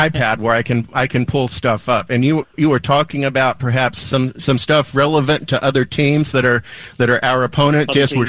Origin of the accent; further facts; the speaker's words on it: Andrews, Texas, United States; I grew up in West Texas. I'm an Andrews Mustang.